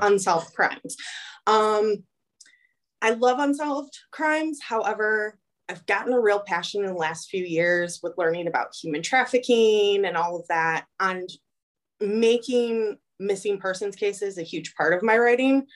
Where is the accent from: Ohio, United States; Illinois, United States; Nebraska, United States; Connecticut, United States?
Illinois, United States; moved away; growing up in Illinois, teachers didn't talk about their religious preference in school. It's done down here